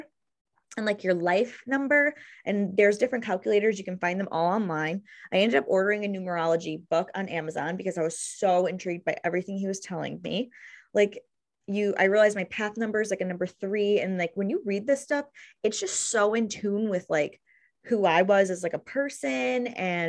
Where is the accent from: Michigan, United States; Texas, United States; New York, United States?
New York, United States; Greece; also born or lived in Brockport, New York; now in Gates, United States; I grew up in Greece. I went to Greece Athena.